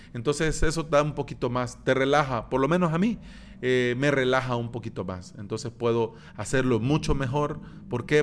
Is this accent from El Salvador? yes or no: yes; El Salvador; aquí en mi país, en El Salvador.